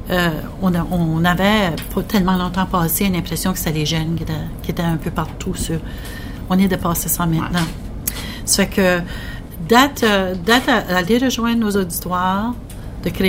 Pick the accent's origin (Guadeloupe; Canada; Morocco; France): Canada; northwest New Brunswick; je viens du nord. je viens du nord-ouest du Nouveau-Brunswick.